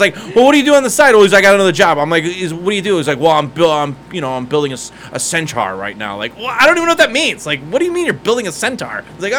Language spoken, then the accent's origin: English; Ohio, United States; now in Las Vegas, United States; I'm from Ohio